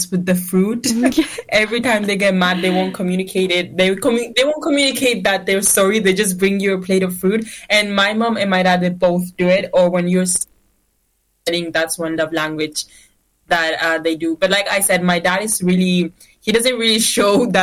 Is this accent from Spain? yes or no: yes; Spain; moved away; growing up in Spain, eating with your hands